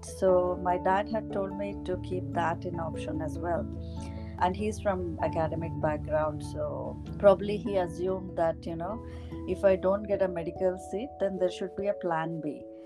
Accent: Mysore, Karnataka, India; I'm uh, from uh, Mysore. It is a city of royals. It is located in the state of Karnataka and uh, I take pride from coming from that city because it's very rich in culture and heritage, and that has influenced my upbringing a lot.

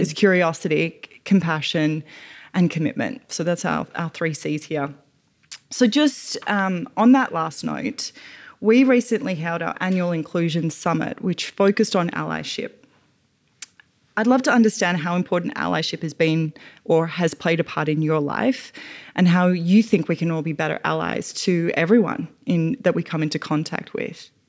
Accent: Australia; moved away as an adult; now in United States; as an Australian woman who's fairly new to American culture

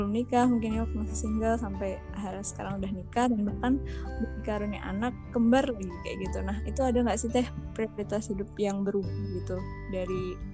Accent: Indramayu, West Java, Indonesia; now in Bandung, Indonesia; asalnya dari Indramayu sebetulnya cuman sekarang oh, Eh, tinggal menetap di Bandung bersama suami dan anak-anak.

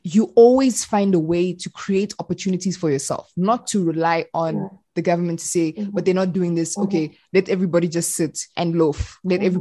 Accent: South Africa; I'm Congolese, but I was born and raised in South Africa.

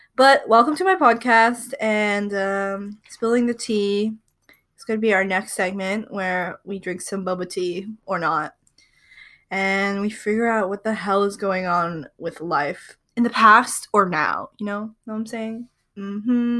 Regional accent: Seattle, Washington, United States; I'm from the Seattle area

